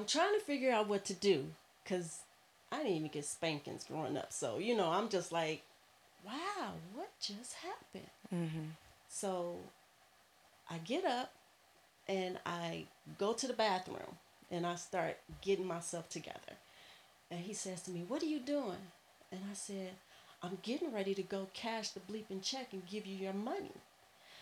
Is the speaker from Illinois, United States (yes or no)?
yes; Chicago, Illinois, United States; I grew up in Chicago